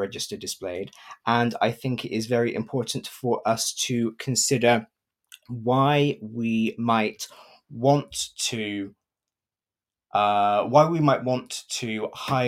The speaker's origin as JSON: {"language": "English", "town": "Gloucester", "region": "South West England", "country": "United Kingdom", "said": "I am from Gloucester in England"}